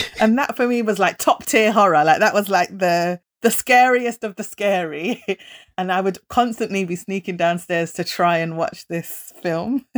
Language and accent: English; United Kingdom; we're British, but not British